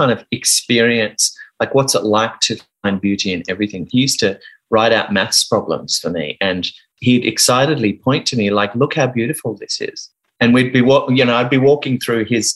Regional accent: Sydney, New South Wales, Australia; also born or lived in Geelong, Victoria / United Kingdom; I grew up in Geelong, and then we moved to the UK for 6 months, and mum and dad separated when we were over there. And we moved back to Sydney with mum

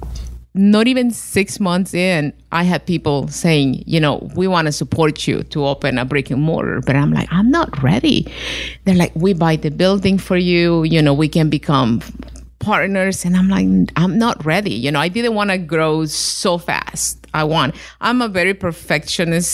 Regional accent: Honduras; moved away as an adult; now in Virginia, United States; I'm from Honduras

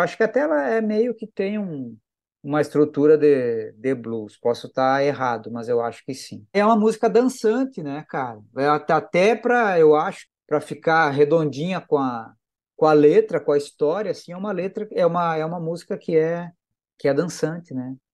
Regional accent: southern Brazil, Brazil; Nós três somos do Sul

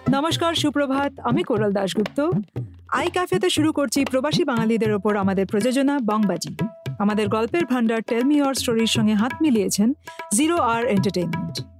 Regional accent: Kolkata, West Bengal, India; now in Mumbai, India; আমার বাড়ি কলকাতায় আমার মা এখনো কলকাতায়

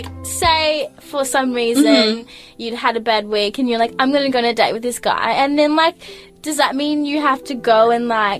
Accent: Angola; now in Melbourne, Australia; Sometimes I just play dumb and I'm like, I'm from Melbourne. But I just decided, I was like, no, I'm from, you know, Angola, which is West Africa, or to the west.

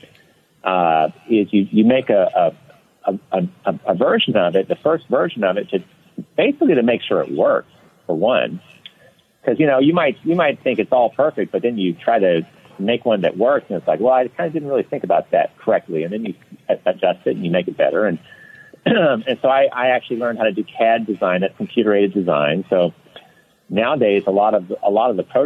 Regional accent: Louisiana, United States; now in Florida, United States; I grew up in Louisiana, just normal, you know, normal childhood

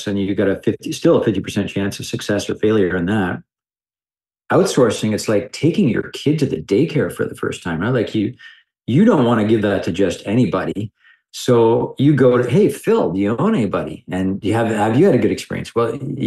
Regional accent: Canada; I'm a Canadian

